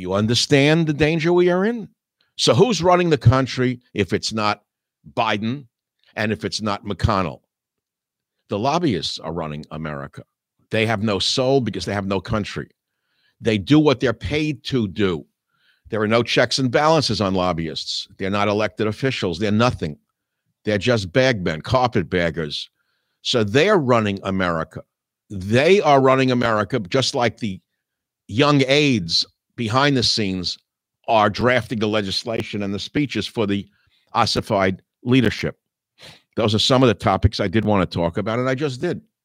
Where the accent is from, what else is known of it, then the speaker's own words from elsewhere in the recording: New York City, New York, United States; now in San Francisco area, United States; born as I was in Manhattan, living as I do now in the San Francisco area